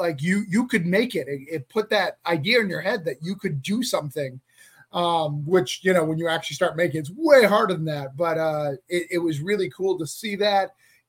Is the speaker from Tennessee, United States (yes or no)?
no; Rochester, New Hampshire, United States; I'm from Rochester. That's like a suburb.